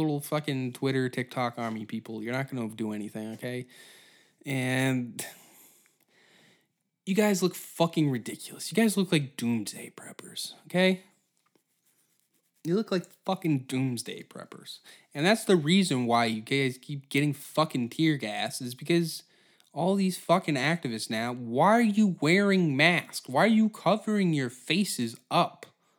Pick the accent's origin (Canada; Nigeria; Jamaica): Canada; Halifax, Nova Scotia; born in fucking Nova Scotia. And then all of a sudden, like, you're Chinese now. And you're like, I'm from Halifax.